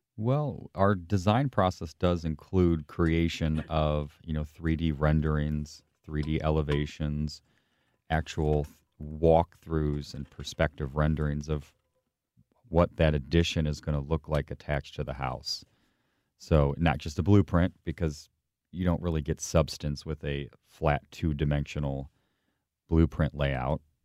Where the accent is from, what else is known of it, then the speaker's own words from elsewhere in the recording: St. Charles, Missouri, United States; from St. Louis, from St. Charles area, actually